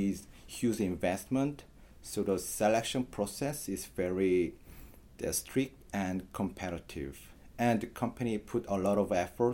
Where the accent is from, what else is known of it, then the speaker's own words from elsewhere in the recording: South Korea; moved away as an adult; now in United States; from South Korea